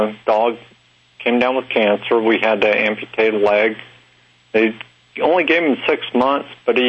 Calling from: Harrington, Delaware, United States; Harrington, Delaware.

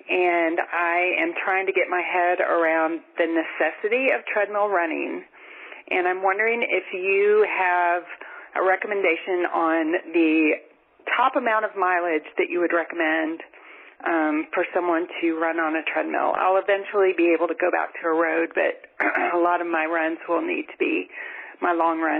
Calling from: Germany; I'm calling from Germany

